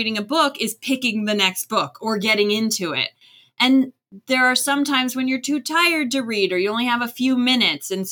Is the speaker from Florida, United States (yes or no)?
yes; Florida, United States; moved away as an adult; also born or lived in Maryland; I grew up in Florida